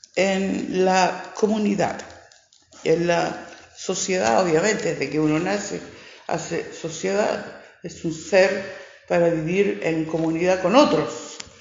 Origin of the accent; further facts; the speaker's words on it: Valparaíso, Chile; Yo nací aquí en Valparaíso, yo soy porteña soy porteña, porteña, bien del puerto